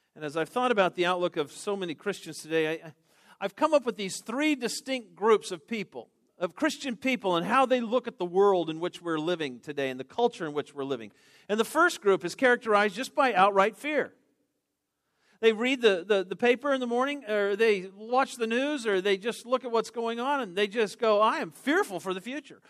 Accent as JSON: {"language": "English", "town": "Denver", "region": "Colorado", "country": "United States", "tie": "born or raised there", "said": "I grew up in Denver"}